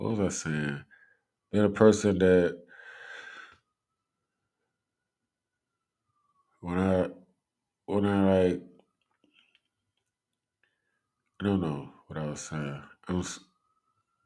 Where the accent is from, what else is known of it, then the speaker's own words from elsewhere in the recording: Cleveland, Ohio, United States; I'm from Cleveland